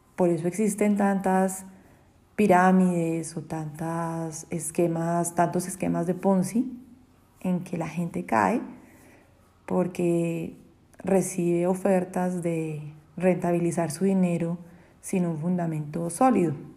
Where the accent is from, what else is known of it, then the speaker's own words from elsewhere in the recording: Colombia; en mi país, en Colombia